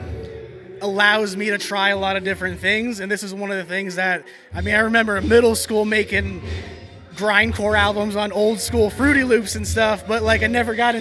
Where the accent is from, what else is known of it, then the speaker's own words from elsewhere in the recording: South Florida, United States; I grew up in the South, in South Florida